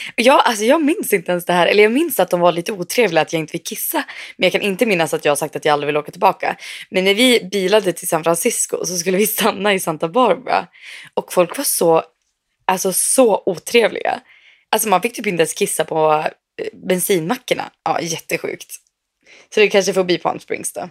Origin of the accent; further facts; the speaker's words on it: Sweden; moved away; also born or lived in Umeå; var ju hemma i Sverige